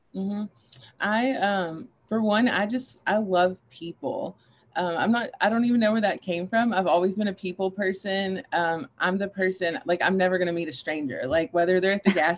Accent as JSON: {"language": "English", "town": "Paducah", "region": "Kentucky", "country": "United States", "tie": "born or raised there", "moved": "as an adult", "lives_now": "Louisville, United States", "said": "I grew up in Paducah, Kentucky with my mom"}